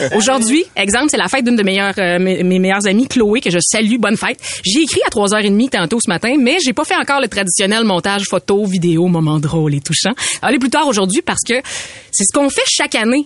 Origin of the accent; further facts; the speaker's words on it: Beauce, Quebec, Canada; t'es allé faire un tour dans mon coin de pays